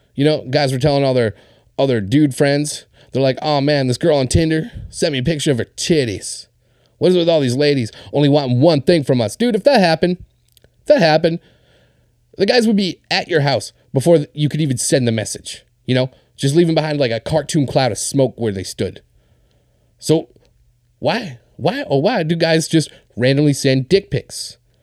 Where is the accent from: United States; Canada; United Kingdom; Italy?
Canada; Winnipeg, Manitoba; this is my hometown